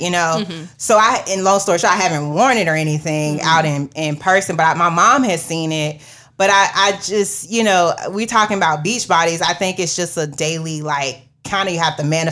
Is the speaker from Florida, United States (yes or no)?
yes; Florida, United States; I'm from Florida